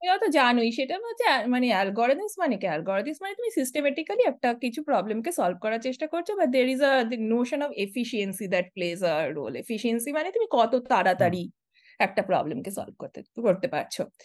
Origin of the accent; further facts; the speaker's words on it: Siliguri, West Bengal, India; moved away as an adult; also born or lived in Kolkata, India / Kanpur, India; now in San Diego, United States; আমি বড় হয়েছি শিলিগুড়িতে শিলিগুড়িও নয় আমি বড় হয়েছি শিলিগুড়িরও প্রায় দশ কিলোমিটার ভিতরে বাগডোগরার দিকে শিব মন্দির বলে একটা এলাকায়